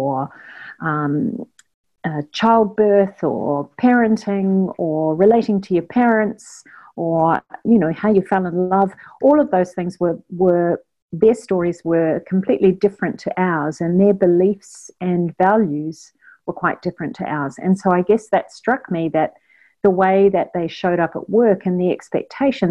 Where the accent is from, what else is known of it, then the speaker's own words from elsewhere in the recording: New Zealand; moved away as an adult; also born or lived in China; now in Australia; I'm originally from New Zealand and grew up in New Zealand and went to university in New Zealand.